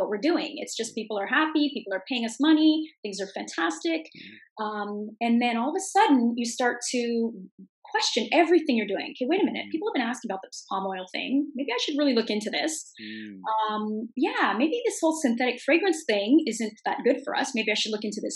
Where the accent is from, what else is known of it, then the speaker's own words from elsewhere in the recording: Canada; I'm from Canada